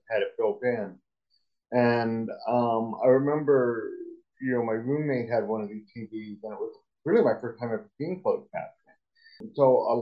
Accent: East Coast, United States; I grew up on the East Coast

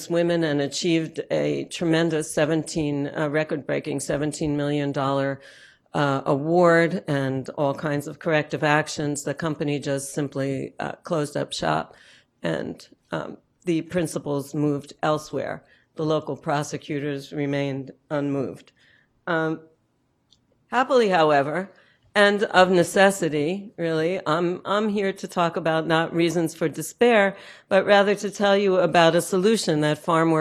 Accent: United States; moved away; also born or lived in rural southern United States; to be here in my hometown

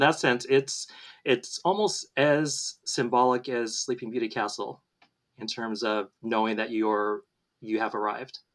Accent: Southern California, United States; I was born and raised in Southern California

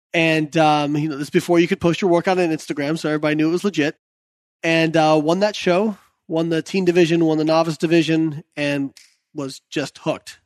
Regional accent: Indiana, United States; I was the kid growing up in Indiana

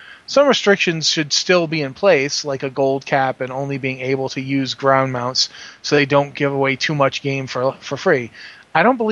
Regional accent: New England, United States; accent: somewhat nasal; I have a somewhat nasal accent because I'm from New England

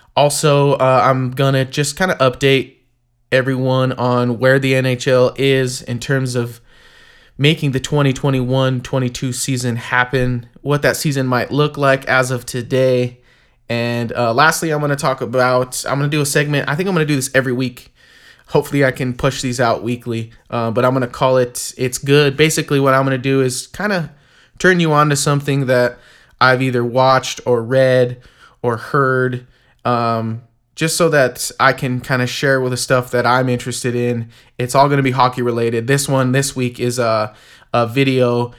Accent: United States; as an American hockey fan

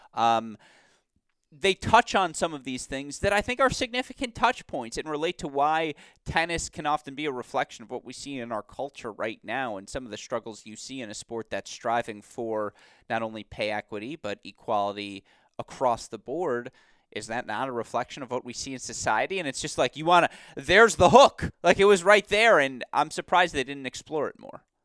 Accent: Detroit, Michigan, United States; the Detroit Lions, let's say, my hometown football team

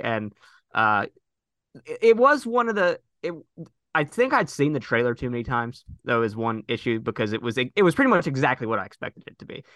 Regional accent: Missouri, United States; my home state

